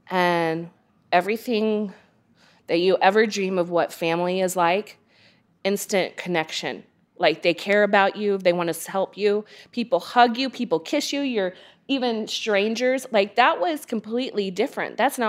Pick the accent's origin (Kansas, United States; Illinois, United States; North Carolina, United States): Kansas, United States; Wichita; moved away as an adult; now in Las Vegas, United States; I was born and raised in Wichita, Kansas. My mother is full-blooded Hawaiian. She moved out here for a scholarship opportunity. And then I moved out here to Las Vegas about 15 years ago.